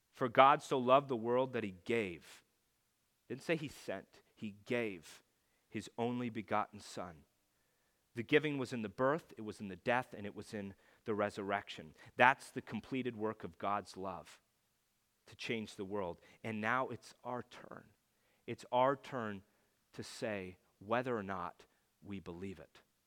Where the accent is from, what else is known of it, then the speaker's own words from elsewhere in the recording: California, United States; I lived in California